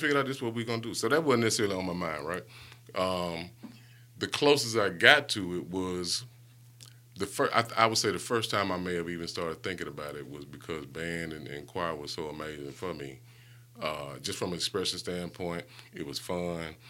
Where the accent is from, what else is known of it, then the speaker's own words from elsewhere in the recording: Hewittown, Alabama, United States; also born or lived in Bessemer, Alabama; I grew up in Hewittown